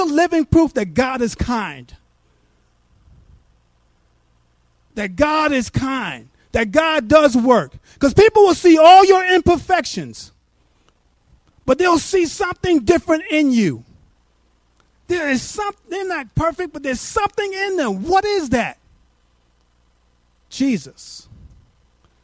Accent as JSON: {"language": "English", "region": "New York", "country": "United States", "moved": "yes", "lives_now": "Abilene, United States", "said": "I'm from New York"}